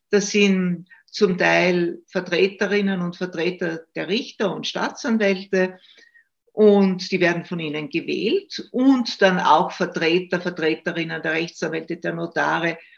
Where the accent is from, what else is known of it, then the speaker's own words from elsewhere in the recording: Styria, Austria; Ich komme aus der Steiermark, ich lebe ja in Graz und habe auch in Graz studiert.